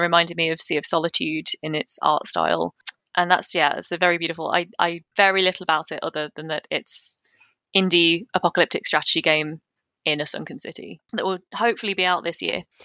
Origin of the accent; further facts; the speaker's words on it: United Kingdom; I'm, I'm British.